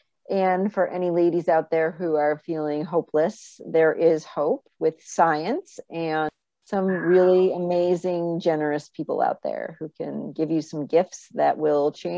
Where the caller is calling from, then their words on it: Saratoga Springs, New York, United States; I live in upstate New York, Saratoga Springs, by the racetrack.